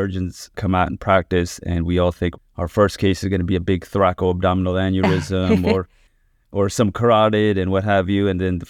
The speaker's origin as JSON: {"language": "English", "region": "New York", "country": "United States", "said": "So I actually did my training out in Philadelphia, and then I'm originally from New York, so came out here, did a year of cardiac surgery"}